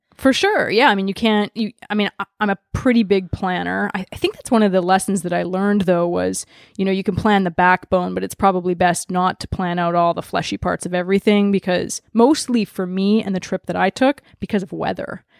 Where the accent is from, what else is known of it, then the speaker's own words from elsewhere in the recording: Vancouver, British Columbia, Canada; privileged white girl growing up in Vancouver, Canada